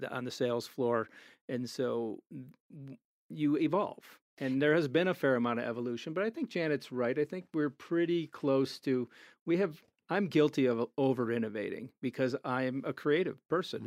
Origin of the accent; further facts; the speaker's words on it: Chicago, Illinois, United States; moved away as an adult; now in Denver, United States; we're from Chicago.